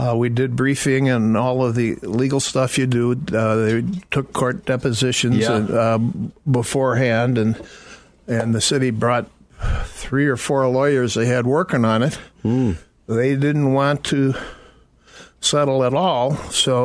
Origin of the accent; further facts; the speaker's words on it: United States; As an American